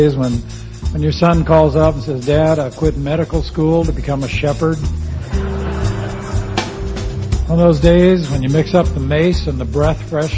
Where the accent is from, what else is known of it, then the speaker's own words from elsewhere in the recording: Grosse Ile, Michigan, United States; moved away as an adult; also born or lived in Detroit, Michigan; now in Chiang Mai, Thailand; I grew up in Detroit. And then just south of Detroit on an island called Gros Isle